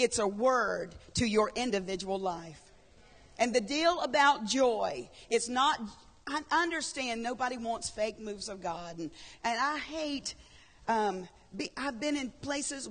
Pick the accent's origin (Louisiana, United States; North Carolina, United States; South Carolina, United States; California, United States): South Carolina, United States; Horry County; I'm from Horry County